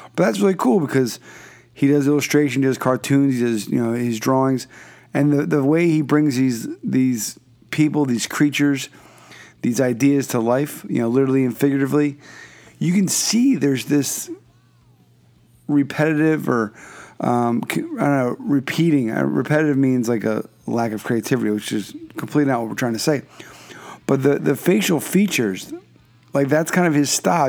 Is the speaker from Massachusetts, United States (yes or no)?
no; Philadelphia, Pennsylvania, United States; moved away; I'm from originally from Philadelphia